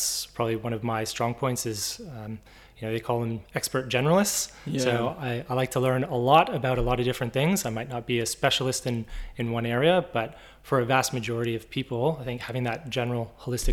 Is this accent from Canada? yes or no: yes; Canada; accent: Canadian; moved away as an adult; now in Brisbane, Australia; I'm Canadian